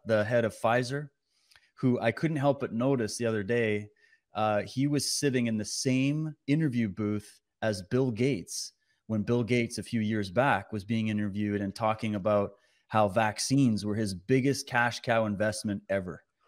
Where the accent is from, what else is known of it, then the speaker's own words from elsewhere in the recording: Canada; as a Canadian